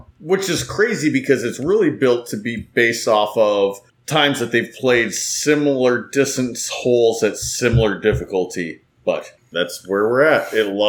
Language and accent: English; Minnesota, United States; moved away as an adult; also born or lived in Duluth, Minnesota / Texas; I'm from Minnesota, so I'm like cool with it.